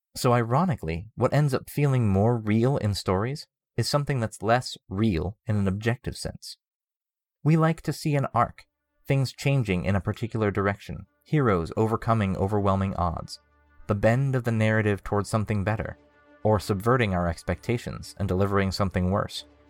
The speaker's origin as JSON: {"language": "English", "country": "United States", "said": "as American citizens"}